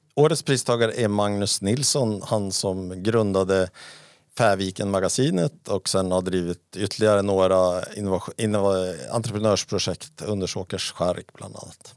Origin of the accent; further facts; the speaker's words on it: Sweden; jag var från Sverige